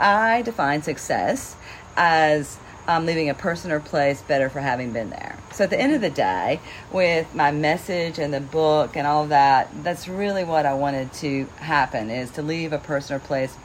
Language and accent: English; North Carolina, United States; now in York, United States; as you can probably tell, I'm originally from North Carolina, but I live in Pennsylvania.